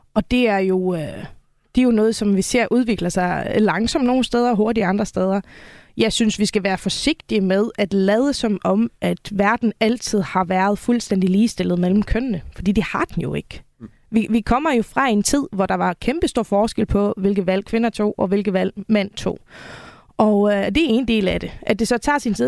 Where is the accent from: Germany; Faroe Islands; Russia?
Faroe Islands; moved away as an adult; now in Denmark; jeg kommer oprindeligt fra Færøerne, og øh, flyttede til Danmark i 2011